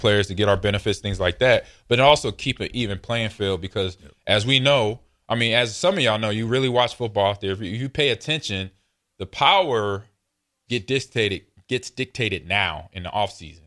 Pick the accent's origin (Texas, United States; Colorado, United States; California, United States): California, United States; now in Nebraska, United States; I grew up in Cali